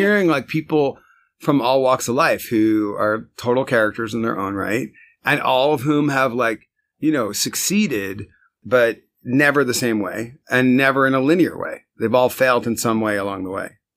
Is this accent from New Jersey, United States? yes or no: yes; Westfield, New Jersey, United States; moved away as an adult; now in Brooklyn, United States; I was born in Westfield, New Jersey.